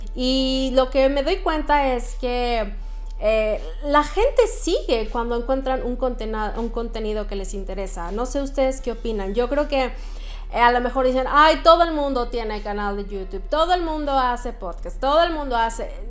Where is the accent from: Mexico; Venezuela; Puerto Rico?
Mexico; moved away as an adult; now in Sweden; somos orgullosamente mexicanos rompiéndola en los países nórdicos